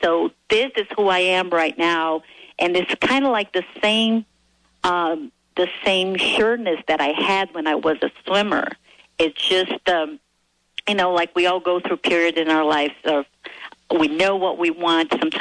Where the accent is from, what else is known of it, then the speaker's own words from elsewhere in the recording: Brazil; moved away as an adult; also born or lived in Arizona, United States; now in United States; I am originally from Brazil, and I came to this country to pursue my dream of becoming a better